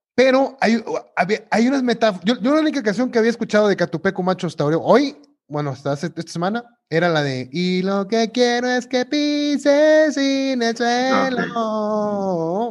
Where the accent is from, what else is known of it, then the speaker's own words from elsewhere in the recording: Mexico; como buen mexicano